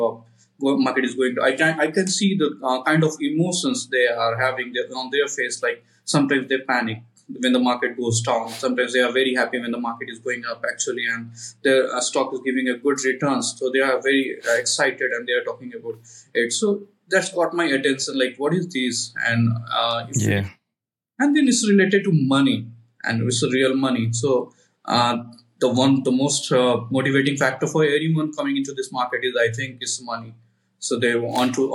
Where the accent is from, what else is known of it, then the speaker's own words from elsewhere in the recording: India; I'm from India